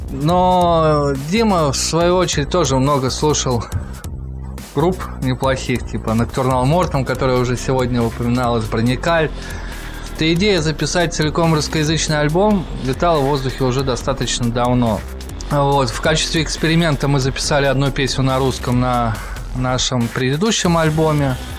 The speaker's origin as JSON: {"language": "Russian", "country": "Russia", "said": "мы из России"}